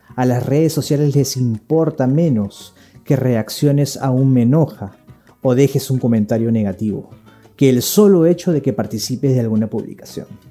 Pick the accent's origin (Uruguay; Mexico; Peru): Peru; somos peruanos